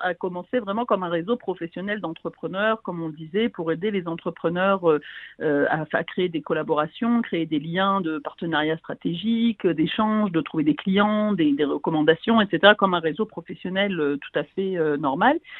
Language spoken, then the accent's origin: French; France; moved away as an adult; also born or lived in United States; now in Israel; je suis française, j'habite en Israël depuis 20 ans